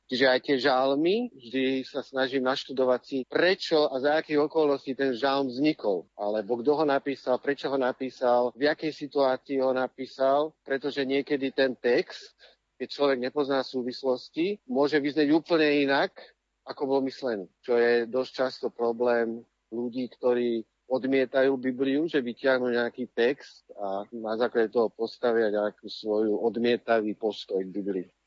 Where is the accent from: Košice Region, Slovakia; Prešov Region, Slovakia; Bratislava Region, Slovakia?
Bratislava Region, Slovakia; Bratislava; moved away; also born or lived in Czech Republic; Kvôli jeho práci sme sa odsťahovali do Čech, lebo ja som sa narodil v Bratislave, kde som boli na rôznych dvoch miestach a potom, keď som bol v 7. triede, tak som sa vrátil späť do Bratislavy aj spolu s rodičmi.